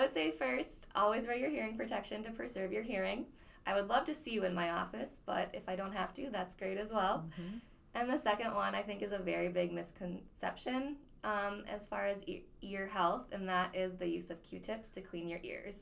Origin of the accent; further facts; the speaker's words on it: Grand Forks, North Dakota, United States; moved away as an adult; now in Fergus Falls, United States; I'm born and raised in Grand Forks, uh, North Dakota